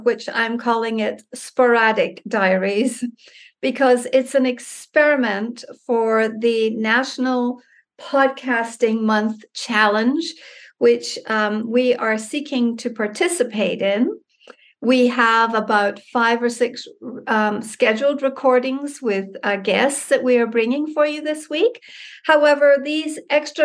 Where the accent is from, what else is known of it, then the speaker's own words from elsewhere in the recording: Scotland, United Kingdom; now in Mexico; I'm from Scotland, and so all of my ancestors and relatives are from the UK.